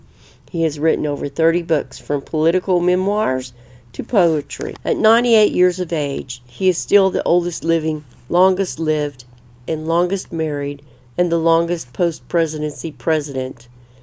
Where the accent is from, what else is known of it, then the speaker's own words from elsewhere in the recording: United States; As an American